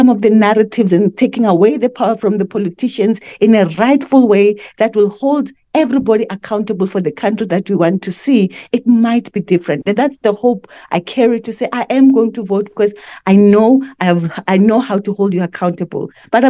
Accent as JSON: {"language": "English", "country": "South Africa", "said": "as a South African"}